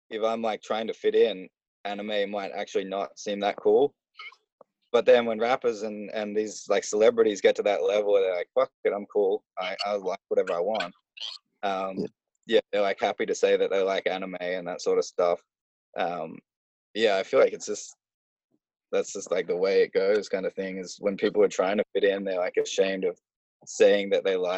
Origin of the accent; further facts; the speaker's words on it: Australia; as an Australian, I would never like swear in front of my parents